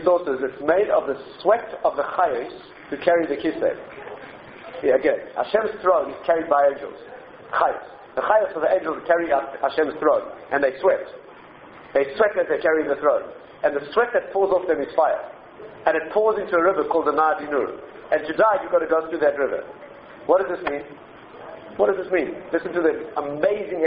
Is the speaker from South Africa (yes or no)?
yes; South Africa; I come from South Africa